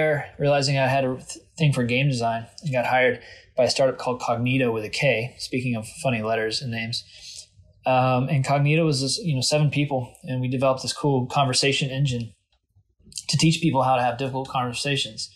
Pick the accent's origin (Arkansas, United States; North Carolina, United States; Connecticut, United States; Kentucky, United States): Kentucky, United States; Louisville; moved away as an adult; also born or lived in Adair County, Kentucky / San Francisco / Boston / New York; I grew up in Southern Kentucky, actually in Adair County, or better known as Adair County. And when I was 7, I moved up to Jefferson County